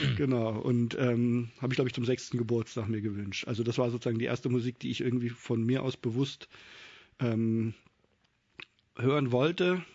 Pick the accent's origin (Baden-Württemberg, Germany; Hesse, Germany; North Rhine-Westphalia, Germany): Hesse, Germany; Kassel; moved away as an adult; now in Mainz, Germany; Ich bin in Kassel aufgewachsen